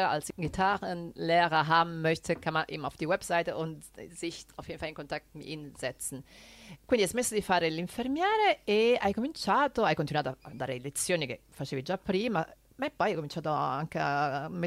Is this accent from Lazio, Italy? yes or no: yes; Lazio, Italy; accent: Roman; neppure io faccio in modo di, diciamo, di coprire il mio dialetto, la mia cadenza romana, perché fa parte di me.